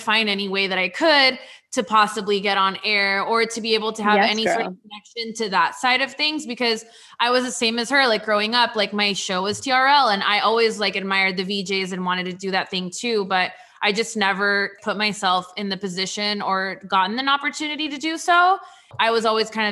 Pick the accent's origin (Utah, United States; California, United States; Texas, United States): California, United States; San Diego; moved away as an adult; now in Florida, United States; I'm originally from San Diego